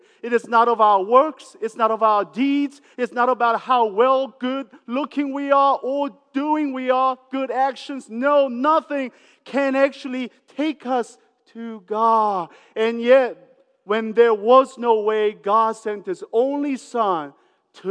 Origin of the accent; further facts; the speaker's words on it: New Zealand; I grew up in New Zealand near the farm